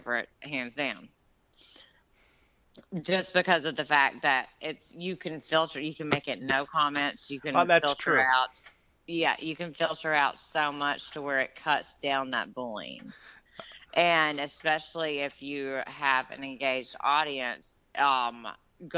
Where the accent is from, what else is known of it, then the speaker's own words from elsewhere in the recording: Georgia, United States; my hometown where I grew up in Georgia